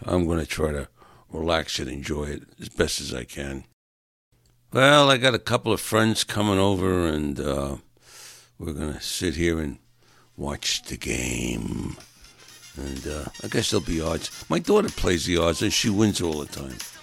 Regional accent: New York, United States; moved away; I'm from New York and still a Giants fan, still a Jets fan

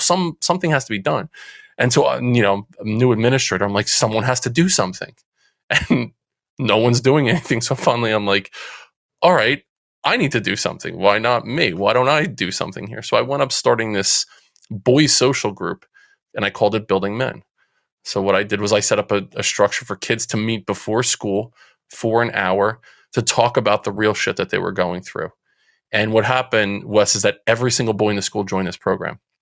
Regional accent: Central New Jersey, United States; I'm from Central New Jersey. People might be able to hear it from the accent that that comes out every now and again. Uh, Central Jersey. Grew up um, playing sports

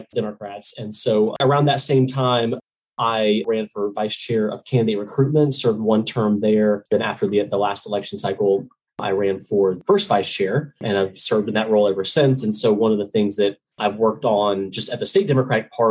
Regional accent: Tallahassee, Florida, United States; moved away as an adult; now in Georgia, United States; I'm actually from Florida originally

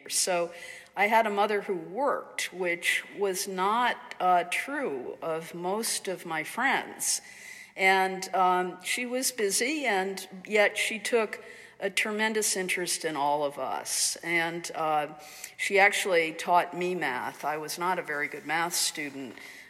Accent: Amherst, Massachusetts, United States; growing up in Amherst in the 50s, it was really a kind of Protestant Republican redoubt, which is sort of hard to imagine today when you think about what Amherst is like. But we were a large Irish Catholic family

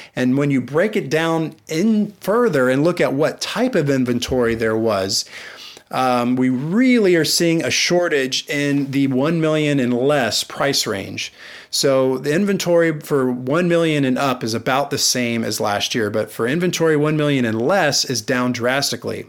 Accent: Amelia Island, Florida, United States; I was from Amelia Island

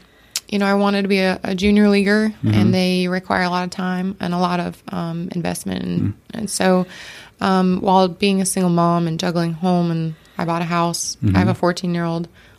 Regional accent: Martin County, Florida, United States; I was born in Martin County

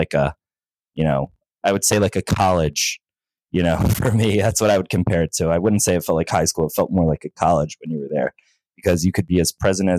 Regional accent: Norristown, Pennsylvania, United States; I was born in Norristown, Pennsylvania. That's where I've remained living my entire life

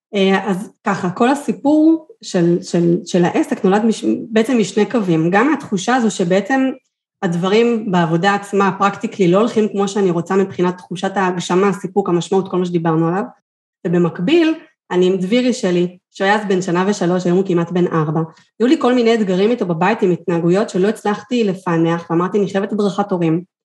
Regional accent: Kfar Saba, Central District, Israel; moved away as an adult; also born or lived in Kiryat Gat; אני מכפר סבא במקור, לקריית גת

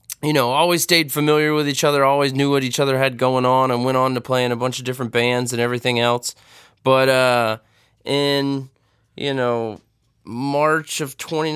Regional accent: Middleburg, Florida, United States; We stayed close over the years, and we grew up in Middleburg, Florida area.

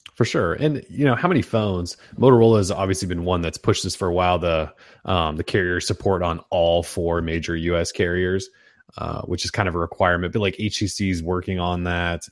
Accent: Montana, United States; born or raised there

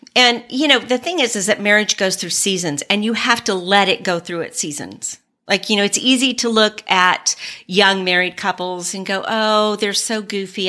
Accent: San Antonio, Texas, United States; moved away as an adult; also born or lived in New Mexico / Germany; we're both from Texas, from San Antonio

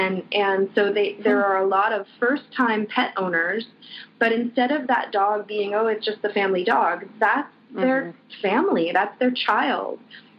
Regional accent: Canada; now in Hong Kong; I am American. I grew up in Canada, so I've lived in Hong Kong just about longer than I've lived anywhere else at one good stretch of time. So I'm from a bit of everywhere.

